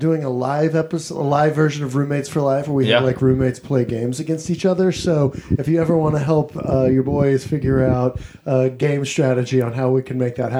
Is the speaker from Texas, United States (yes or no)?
yes; Texas, United States; now in Los Angeles, United States; I'm also from Texas